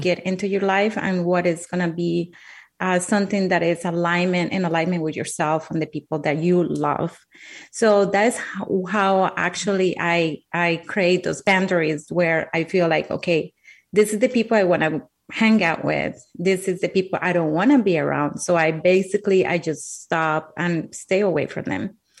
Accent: Colombia; English is a second language; moved away; I'm from Colombia. Uh, English is my second language.

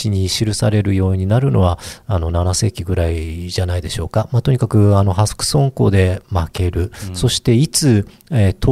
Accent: Kyushu, Japan; 九州ですよ

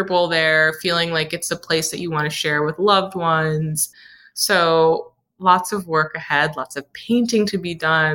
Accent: Saratoga Springs, New York, United States; also born or lived in Brooklyn, New York; now in Hudson Valley, United States; I grew up in Victorian homes. Saratoga, the town that I'm from, is like a Victorian era town

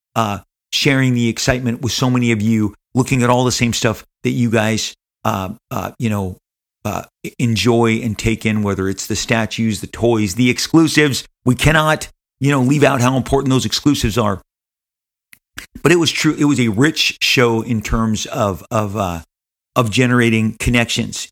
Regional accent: Los Angeles, California, United States; Matt and I are born and raised in Southern California. We are Angelinos

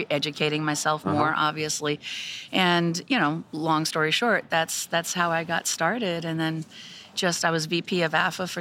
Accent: Wantagh, New York, United States; also born or lived in Germany / North Bellmore, New York; I immigrated from Germany to New York, Long Island

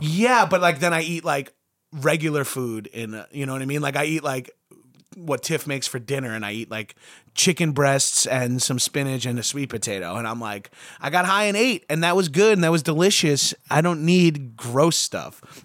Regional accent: New York, United States; I'm from New York

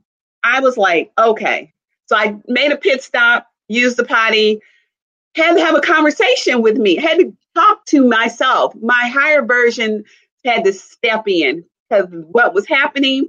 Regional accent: Kansas City, Missouri, United States; also born or lived in Chicago area, Illinois; now in Chicago, United States; I'm from the Kansas City, Missouri area, and I live in the Chicago area

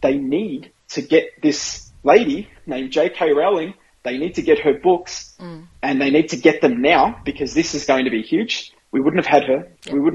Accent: Australia; I'm an Aussie

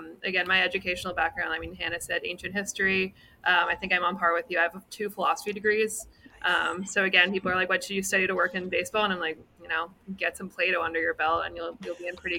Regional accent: Canada; moved away; I'm from Canada originally

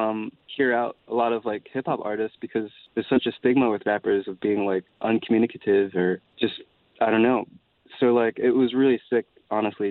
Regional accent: Columbia, South Carolina, United States; I am a country boy. I am from South Carolina.

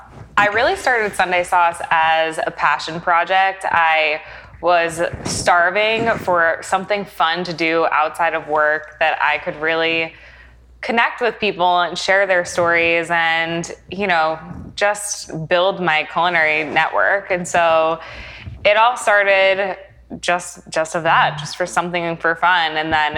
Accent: New York, United States; now in Tampa, United States; I grew up in New York

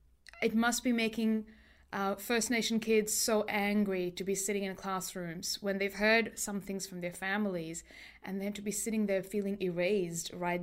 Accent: India; I'm Indian and I also have ancestors who lived in a colonial nation.

